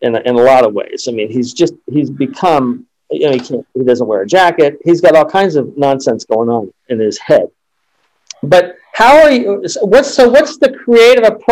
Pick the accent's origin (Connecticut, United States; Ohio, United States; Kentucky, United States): Ohio, United States; Columbus; I'm from Ohio. I grew up in Columbus, Ohio.